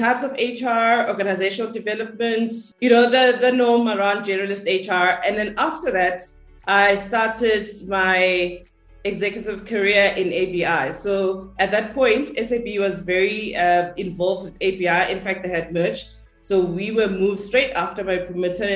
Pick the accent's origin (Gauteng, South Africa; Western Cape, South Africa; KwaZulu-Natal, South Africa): KwaZulu-Natal, South Africa; Durban; moved away as an adult; also born or lived in Johannesburg; I grew up in Lamontville, a township, a small township in Durban